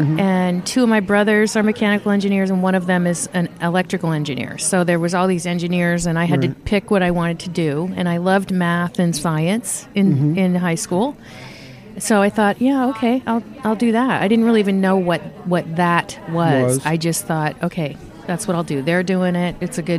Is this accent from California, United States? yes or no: yes; Napa, California, United States; also born or lived in San Francisco / Virginia; I was born in San Francisco, and I lived in Virginia as a kid for a while. And then we moved to California, to Napa, California, when I was 12 and retired. So so I'm kind of from Napa, but I don't really know where I'm from.